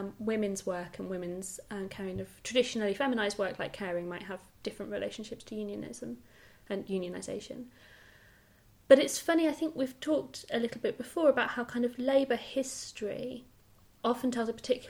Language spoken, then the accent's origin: English; South Lincolnshire, East Midlands, United Kingdom; I grew up in South Lincolnshire